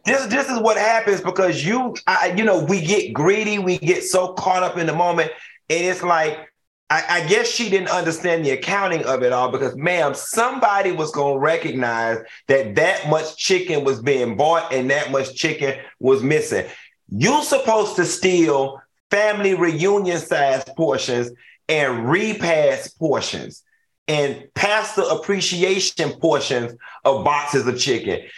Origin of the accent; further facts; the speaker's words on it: Miami, Florida, United States; I'm from Miami